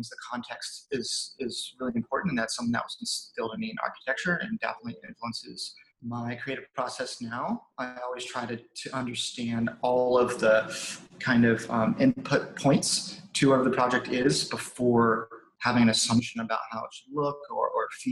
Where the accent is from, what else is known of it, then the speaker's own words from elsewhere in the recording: South Carolina, United States; moved away as an adult; also born or lived in Shanghai, China; I'm from South Carolina originally. I was there until basically college or university